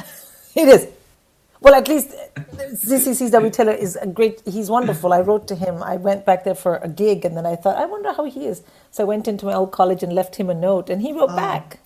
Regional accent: India; moved away as an adult; also born or lived in England; I was from India

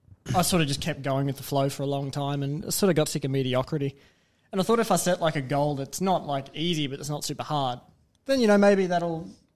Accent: Gold Coast, Queensland, Australia; moved away as an adult; now in Cairns, Australia; I was born on the Gold Coast, man. Yeah. Lived here for 23 years.

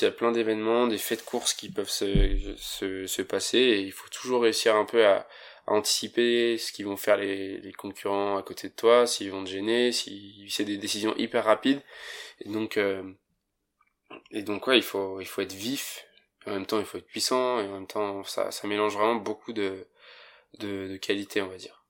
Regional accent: Saint-Gervais-les-Bains, Auvergne-Rhône-Alpes, France; Je viens de Saint-Gervais-les-Bains et je fais du snowboard depuis que je suis tout petit

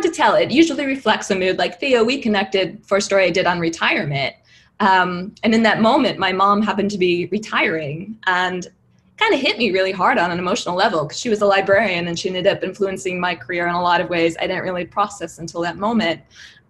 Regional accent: Midwest, United States; also born or lived in New York; now in Los Angeles, United States; I grew up in the Midwest

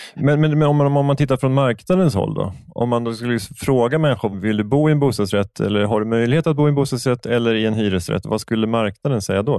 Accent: Stockholm, Stockholm County, Sweden; jag som stockholmare

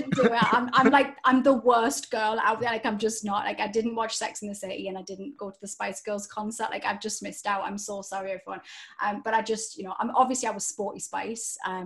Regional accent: Newcastle upon Tyne, North East England, United Kingdom; accent: Geordie; I grew up in Newcastle

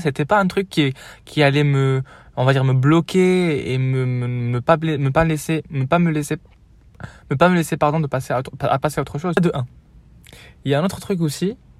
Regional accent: Morocco; moved away as an adult; also born or lived in Marseille, France; now in France; J'ai quitté le Maroc il y a 4 ans du coup, en 2020

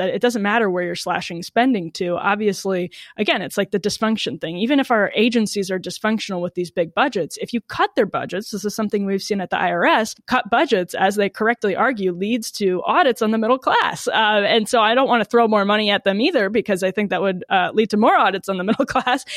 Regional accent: Wisconsin, United States; I'm from Wisconsin

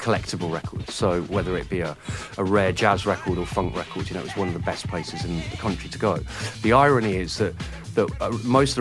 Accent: Oxford, South East England, United Kingdom; I was from Oxford. I didn't grow up in London

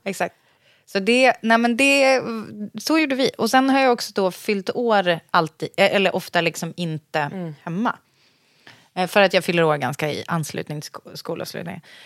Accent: Sorunda, Stockholm County, Sweden; där jag kommer ifrån så har de ju, i Sorunda

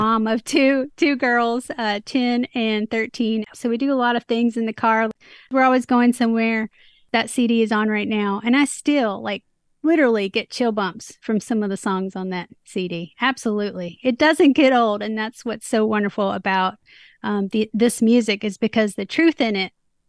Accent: Nashville, Tennessee, United States; I'm from Music City

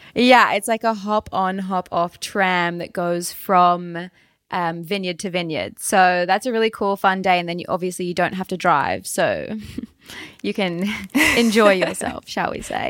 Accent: Launceston, Tasmania, Australia; accent: Australian; I was born in the northwest of Tasmania and then have lived pretty much my entire life in Launceston, which is the second biggest city in the north

